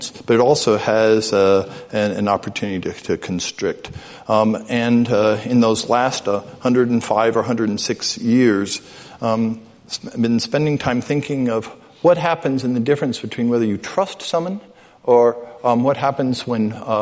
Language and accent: English; New York City, New York, United States; also born or lived in Midwest; the exact age I was when I was growing up in New York City